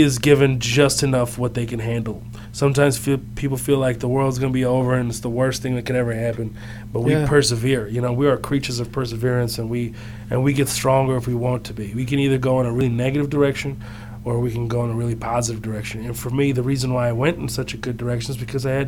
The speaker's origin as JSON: {"language": "English", "town": "Houston", "region": "Texas", "country": "United States", "tie": "born or raised there", "also_born_or_lived": "Kuwait", "said": "we had to flee Kuwait, and we ended up in Houston, Texas"}